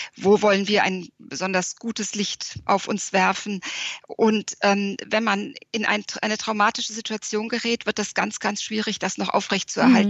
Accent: Frankfurt, Hesse, Germany; now in Wiesbaden, Germany; Ich lebe in Wiesbaden, also in Hessen, bin auch gebürtige Hessin, äh, aus Frankfurt stammend

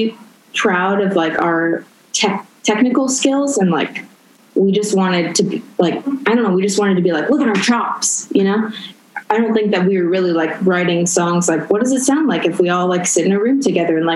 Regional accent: Orange County, California, United States; moved away as an adult; also born or lived in Whittier, California / New York; now in Vancouver, Canada; I was born in Whittier, but I grew up in Orange County

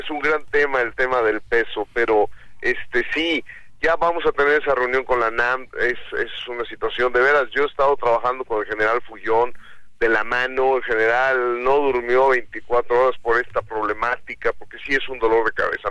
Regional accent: Mexico; es un orgullo como mexicanos

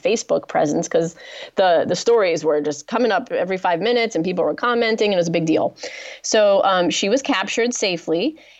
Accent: United States; So am I, and I'm an American.

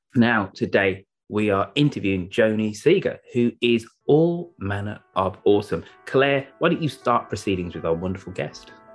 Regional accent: United Kingdom; we're British English speakers here

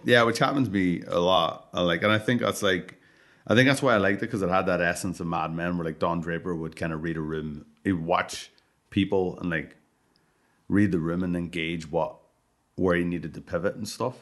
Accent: Ireland; I'm Irish

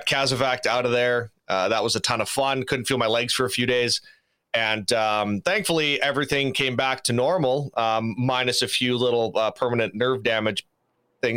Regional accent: Saskatoon, Saskatchewan, Canada; I'm originally from Saskatoon, Saskatchewan, so I'm a Canadian boy, born and raised

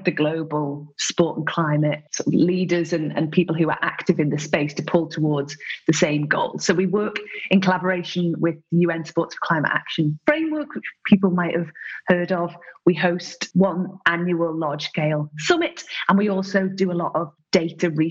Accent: Isle of Man; also born or lived in Ireland; I was born in Ireland and brought up in the Isle of Man

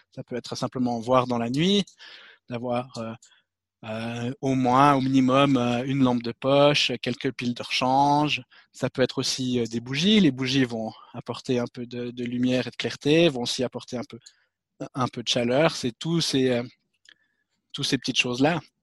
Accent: Switzerland; je suis suisse

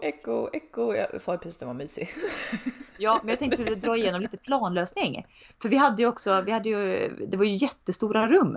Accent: Tidaholm, Västra Götaland, Sweden; also born or lived in Uddevalla / Skövde; där vi, där vi är uppvuxna, uppvuxna

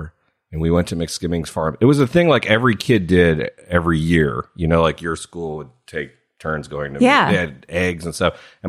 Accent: Canada; moved away; I had left Canada.

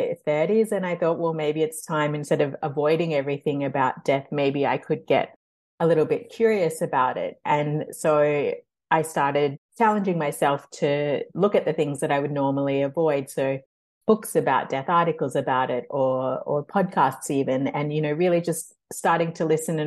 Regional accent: Australia; moved away; I grew up in Australia

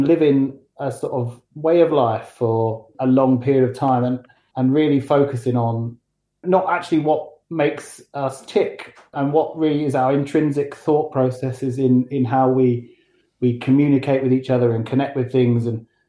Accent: London, United Kingdom; moved away as an adult; now in Matlock, United Kingdom; So, as you can tell, I'm not from Derbyshire. I don't have a Derbyshire accent. I sort of emigrated from London a good sort of 5 years ago.

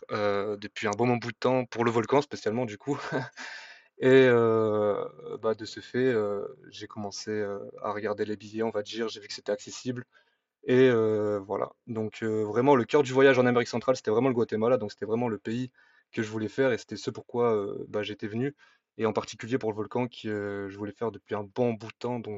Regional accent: Clermont-Ferrand, Auvergne-Rhône-Alpes, France; je suis auvergnat, je suis d'origine de Clermont-Ferrand.

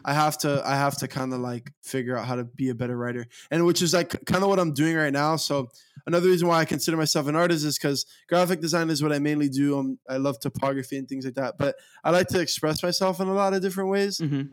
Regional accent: Miami, Florida, United States; I'm a Miami native, and I love Miami to the core of me

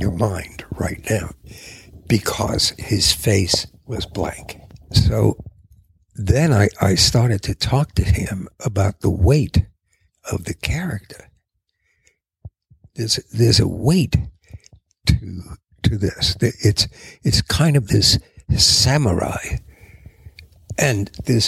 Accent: New York City, New York, United States; I grew up in Queens

